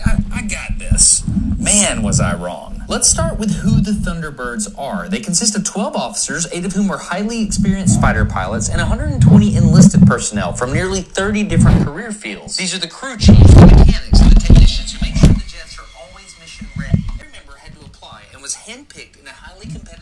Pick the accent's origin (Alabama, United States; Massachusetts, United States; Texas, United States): Alabama, United States; my home state of Alabama